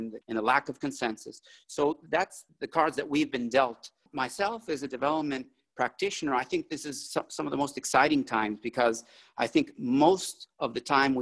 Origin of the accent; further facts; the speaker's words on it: Bolivia; moved away; I'm originally from Bolivia, from South America